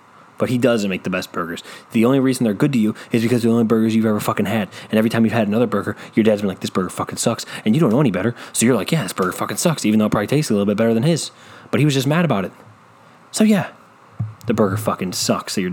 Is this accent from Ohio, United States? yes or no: yes; Cleveland, Ohio, United States; I'm from Cleveland